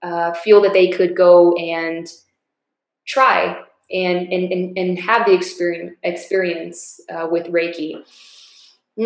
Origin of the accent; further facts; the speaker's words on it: El Paso, Texas, United States; my hometown of El Paso